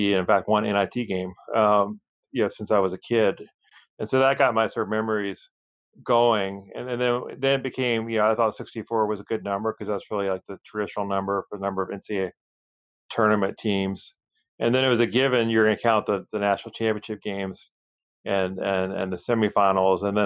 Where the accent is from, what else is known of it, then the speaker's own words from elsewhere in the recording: Chapel Hill, North Carolina, United States; I grew up in Chapel Hill.